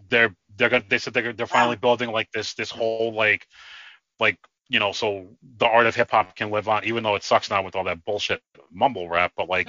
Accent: New York City, New York, United States; moved away; also born or lived in New Jersey; I grew up in New York. I grew up in the Bronx and then moved to Jersey

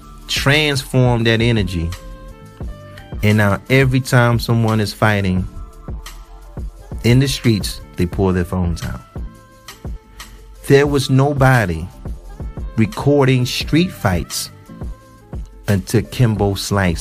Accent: Detroit, Michigan, United States; I'm from Detroit.

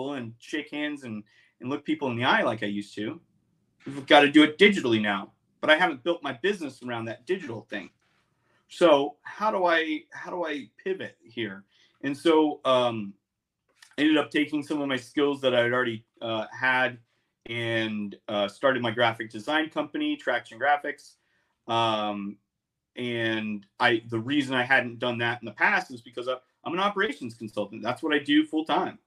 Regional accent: Lubbock, Texas, United States; also born or lived in Chicago; now in Austin, United States; move back to my my hometown, Lubbock

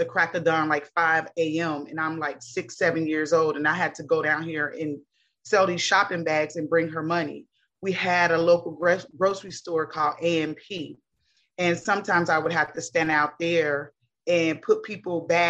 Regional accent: Cincinnati, Ohio, United States; I was born in the 70s, raised up in the 80s in Cincinnati, Ohio

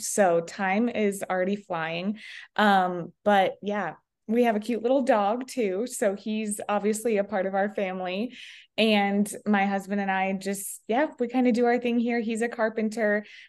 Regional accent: Sheridan, United States; We are from Sheridan.

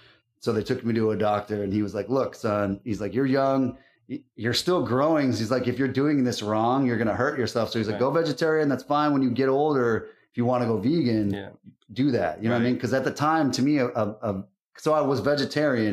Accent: Seattle, Washington, United States; also born or lived in California / Tampa Bay; now in Tampa, United States; I'm originally from Seattle. I've been living in Tampa Bay for about 8 years now.

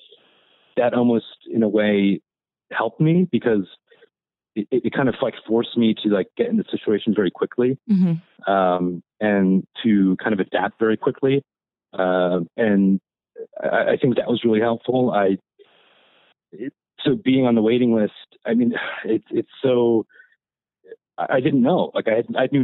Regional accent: eastern Pennsylvania, United States; I grew up in Pennsylvania, on the eastern side of Pennsylvania

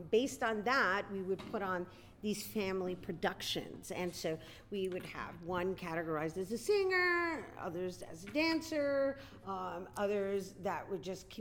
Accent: New York City, New York, United States; I'm born and raised in El Barrio, New York

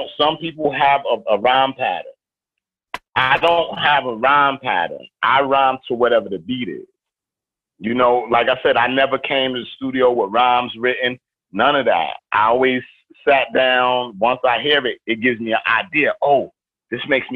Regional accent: New York City, New York, United States; I'm from East New York. I'm from the crack era where literally murdering and I'm hanging out with murderers and this is the daily living

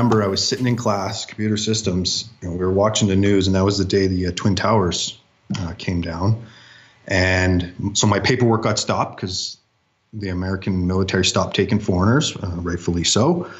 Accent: Ontario, Canada; So I was born and raised in Northern Ontario, Canada. Grew up with all the wilderness a young boy could ever need in the land of minus 40 centigrade or Fahrenheit.

